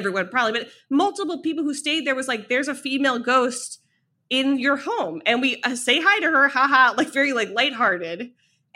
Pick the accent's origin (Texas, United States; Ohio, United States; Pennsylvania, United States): Ohio, United States; moved away; also born or lived in New York; I'm from Ohio